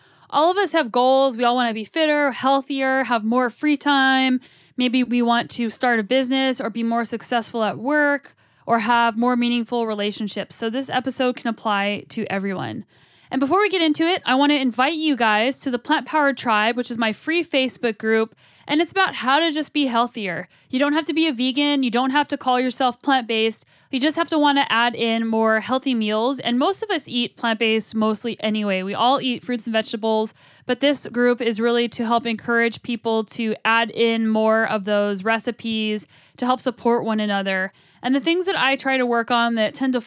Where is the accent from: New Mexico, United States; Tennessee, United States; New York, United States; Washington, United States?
New Mexico, United States; Albuquerque; I grew up in Albuquerque, New Mexico.